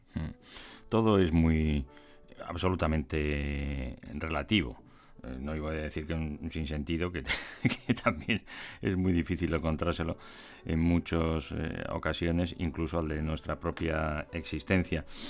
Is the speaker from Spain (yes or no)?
yes; Spain; los que somos eh, ciudadanos de España